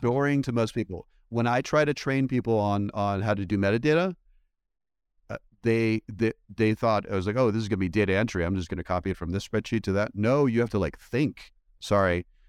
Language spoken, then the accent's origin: English; East Coast, United States; also born or lived in Belgium; I went to school, uh, for the most part in the United States, on the East Coast